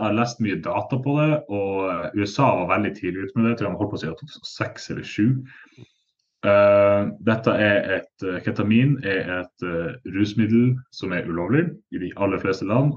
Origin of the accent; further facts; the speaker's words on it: Northern Norway, Norway; Nå er jeg nordlending sjøl